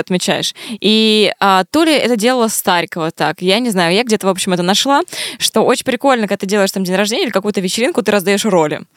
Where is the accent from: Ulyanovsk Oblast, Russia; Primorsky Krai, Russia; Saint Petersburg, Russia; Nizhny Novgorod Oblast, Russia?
Primorsky Krai, Russia; Vladivostok; я просто из Владивостока